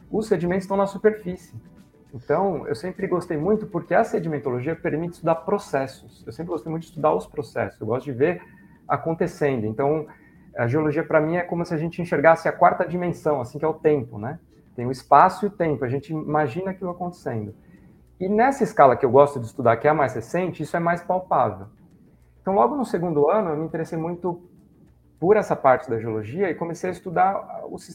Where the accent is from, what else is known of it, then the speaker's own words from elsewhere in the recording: São Paulo, Brazil; Desde criança eu sempre fui muito ligado à praia, apesar de ter passado boa parte da minha infância em São Paulo, eu sempre ia para a praia, sempre fui muito ligado ao mar, né?